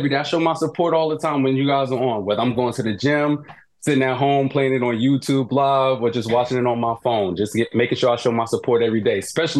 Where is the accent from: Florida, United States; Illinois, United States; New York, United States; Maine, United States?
New York, United States; now in Maryland, United States; I'm originally from New York, but I live in the Maryland DMV area.